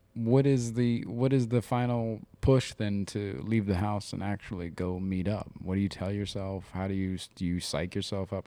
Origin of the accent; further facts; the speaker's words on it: Ohio, United States; I'm from Ohio